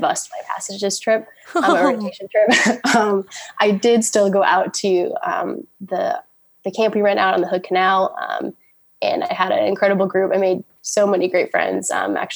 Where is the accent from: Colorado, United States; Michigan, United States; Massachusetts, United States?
Massachusetts, United States; outside of Boston; moved away as an adult; also born or lived in Washington; growing up outside of Boston